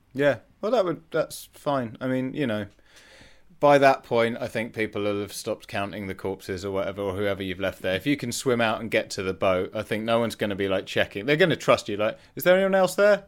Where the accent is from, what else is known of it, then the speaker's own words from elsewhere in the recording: Leicester, East Midlands, United Kingdom; I grew up in Leicester and in the nineties